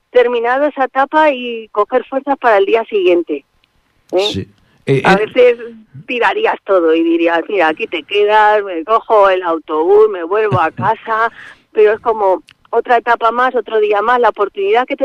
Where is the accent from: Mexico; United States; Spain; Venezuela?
Spain; Madrid, Community of Madrid; nosotros somos madrileños, y en la vorágine de Madrid